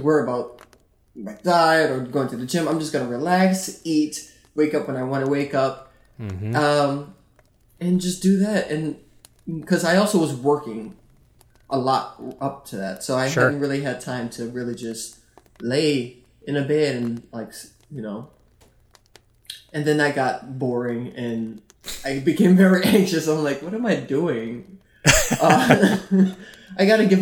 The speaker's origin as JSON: {"language": "English", "region": "the South", "country": "United States", "tie": "born or raised there", "moved": "yes", "lives_now": "New York, United States", "said": "I grew up in the South"}